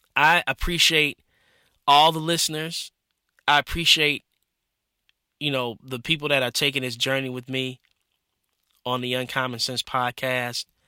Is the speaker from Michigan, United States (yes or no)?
yes; Michigan, United States; growing up in Michigan